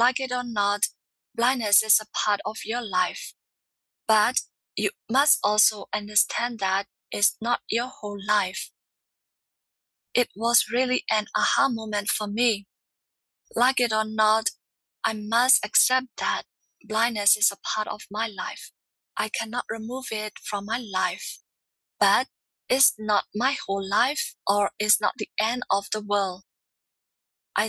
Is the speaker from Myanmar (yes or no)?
yes; Myanmar; I'm from Myanmar, formerly known as Burma.